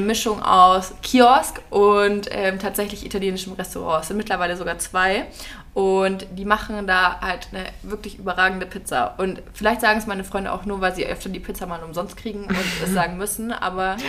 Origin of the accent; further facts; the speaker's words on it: near Nuremberg, Bavaria, Germany; moved away; ich komme ja ursprünglich aus der Nähe von Nürnberg